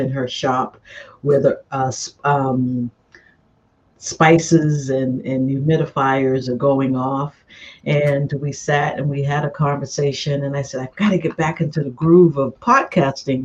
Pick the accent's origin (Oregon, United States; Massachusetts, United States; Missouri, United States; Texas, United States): Massachusetts, United States; Boston; I'm from Boston.